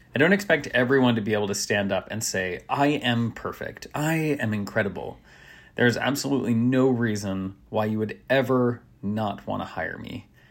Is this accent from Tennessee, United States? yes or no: yes; Nashville, Tennessee, United States; where I grew up in Nashville